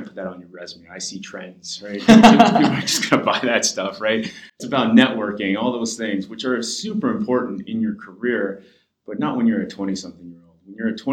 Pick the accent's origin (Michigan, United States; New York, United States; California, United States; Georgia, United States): California, United States; Los Angeles; I grew up